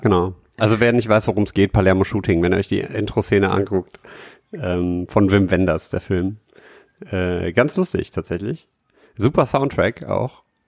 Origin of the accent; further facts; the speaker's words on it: Düsseldorf, North Rhine-Westphalia, Germany; in Herd, wo ich in Düsseldorf Herd, wo ich groß geworden bin